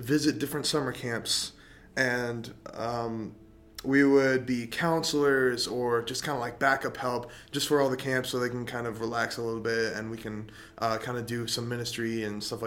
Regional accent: Middlebury, Indiana, United States; born and raised in Middlebury, Indiana

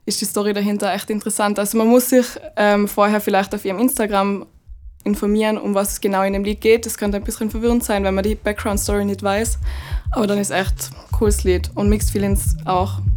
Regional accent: Tyrol, Austria; Ich bin im Ötztal in Tirol aufgewachsen und habe dann in London Schauspiel studiert

